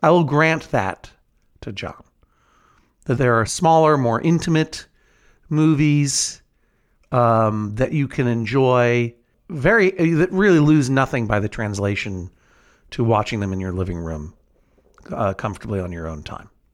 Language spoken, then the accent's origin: English; Brookline, Massachusetts, United States; in Brookline, my hometown, which is in New England